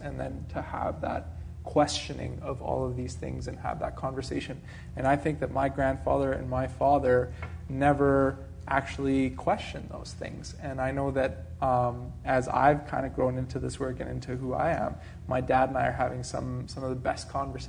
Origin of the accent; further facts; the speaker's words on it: Czechia; and I'm originally from Czechoslovakia, so a communist country.